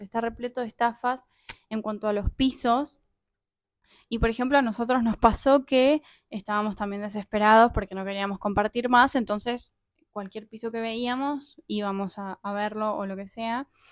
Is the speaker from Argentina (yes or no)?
yes; Argentina; moved away as an adult; como todo argentino